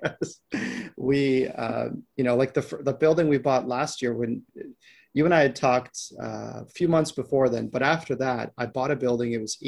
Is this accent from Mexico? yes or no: no; Canada; So both, my partner and I were both Canadians.